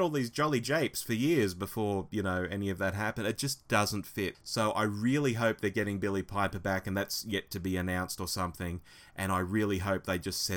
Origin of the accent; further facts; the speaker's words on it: Australia; an Aussie